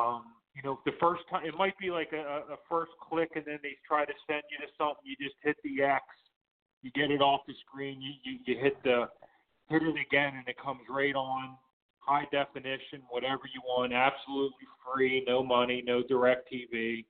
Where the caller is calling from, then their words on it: Pittsburgh, Pennsylvania, United States; in Pittsburgh.